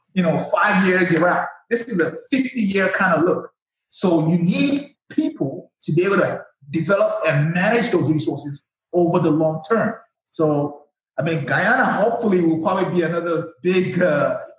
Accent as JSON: {"language": "English", "country": "Nigeria", "tie": "born or raised there", "moved": "as an adult", "said": "I'm from Nigeria, born and raised"}